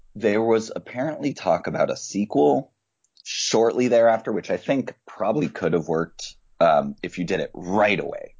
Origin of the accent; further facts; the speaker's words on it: Northeast, United States; also born or lived in Israel / Midwest; now in Massachusetts, United States; raised from the age of one and spent pretty much all my life in the Northeast